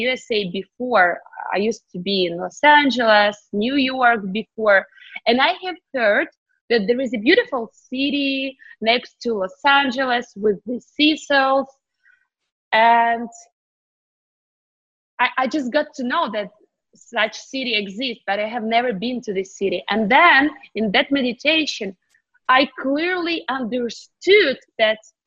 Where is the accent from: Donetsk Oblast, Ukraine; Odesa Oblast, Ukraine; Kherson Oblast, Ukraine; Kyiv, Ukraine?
Kyiv, Ukraine; English is a second language; moved away as an adult; now in United States; I was born in Ukraine, Kyiv, Eastern Europe.